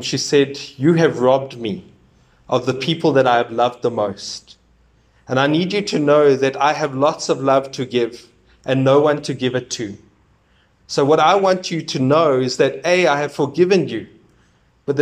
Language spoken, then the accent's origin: English; South Africa; We are one South African nation